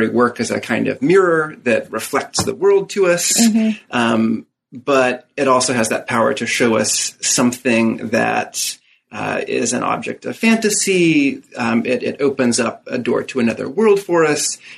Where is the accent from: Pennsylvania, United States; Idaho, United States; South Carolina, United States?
Idaho, United States; Moscow; born there; Uh, well, I was born in Moscow, uh, by which I mean Moscow, Idaho, the small